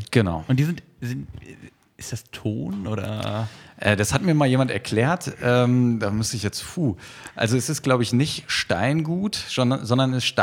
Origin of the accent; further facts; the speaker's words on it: Hanover, Lower Saxony, Germany; ich sage immer, ich komme aus Hannover, ich bin ja sogar in der Nähe geboren.